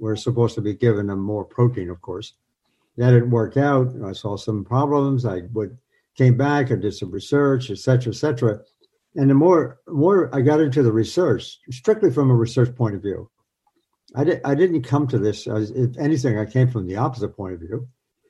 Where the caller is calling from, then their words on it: New York, United States; In New York State.